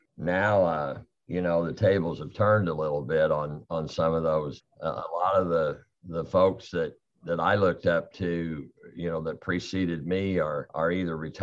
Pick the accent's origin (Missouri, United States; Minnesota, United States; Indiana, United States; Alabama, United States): Indiana, United States; Vincennes; also born or lived in Bloomington, Indiana / Texas; I grew up here in Vincennes